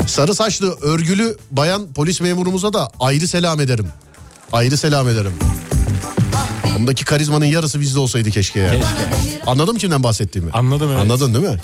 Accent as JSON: {"language": "Turkish", "region": "Istanbul", "country": "Turkey", "tie": "born or raised there", "said": "ben doğma büyüme Şişliyim."}